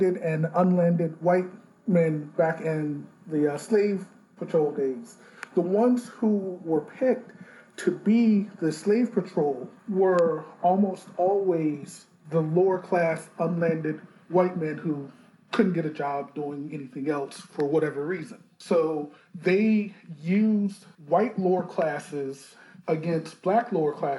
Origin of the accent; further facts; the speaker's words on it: South Carolina, United States; the city where I grew up here in South Carolina